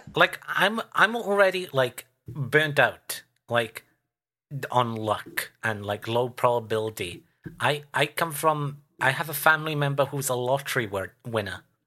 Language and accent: English; United Kingdom; as a Brit